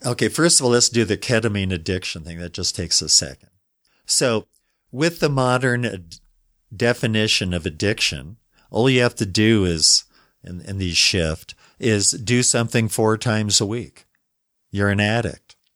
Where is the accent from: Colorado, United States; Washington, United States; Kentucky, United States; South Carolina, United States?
Colorado, United States; Denver; I was raised in Denver